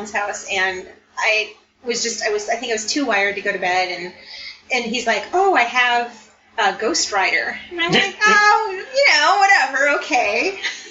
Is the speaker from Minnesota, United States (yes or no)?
yes; Minnesota, United States; I'm from Minnesota